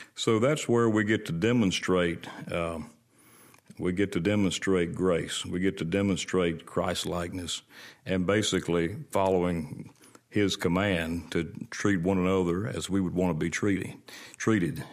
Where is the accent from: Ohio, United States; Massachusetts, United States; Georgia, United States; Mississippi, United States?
Mississippi, United States; Brandon; I was born and raised, uh, between Florence and Brandon on Highway four sixty-eight.